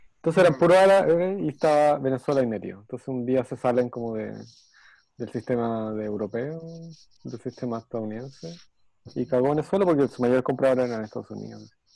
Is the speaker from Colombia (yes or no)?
no; Chile; somos chilenos